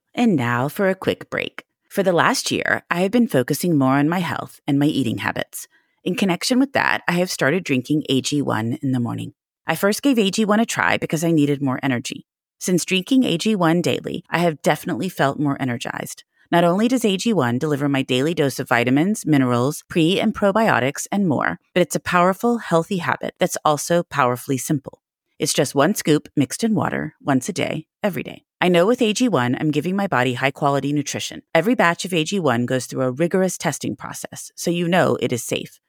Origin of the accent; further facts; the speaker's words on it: near Blue Willow Bookshop, Texas, United States; also born or lived in Evanston, Illinois; I grew up near Blue Willow